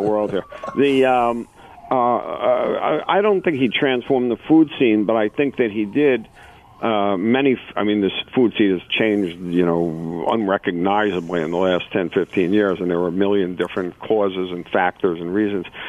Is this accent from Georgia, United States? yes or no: no; New York, United States; I'm a New Yorker